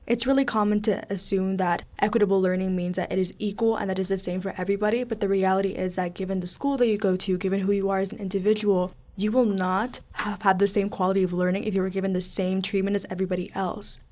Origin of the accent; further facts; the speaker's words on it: South Texas, United States; also born or lived in Mexico; now in Pittsburgh, United States; I moved to South Texas when I was very young